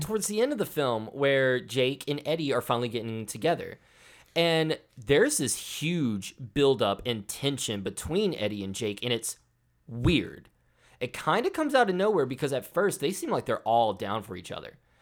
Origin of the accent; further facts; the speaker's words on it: the South, United States; I'm from the South